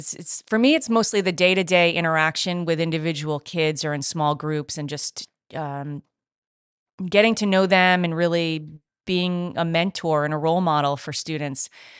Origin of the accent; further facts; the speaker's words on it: New England, United States; I'm from Southern New England, so that's how I have to go that way.